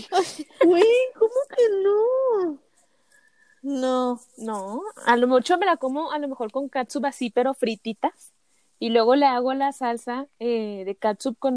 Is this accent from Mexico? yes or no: yes; Torreón, Coahuila, Mexico; moved away